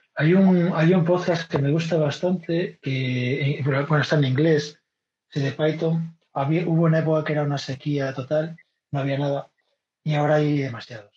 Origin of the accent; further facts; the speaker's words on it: Vigo, Galicia, Spain; now in Madrid, Spain; Yo soy, yo soy de Vigo, pero llevo viviendo en Madrid 20 años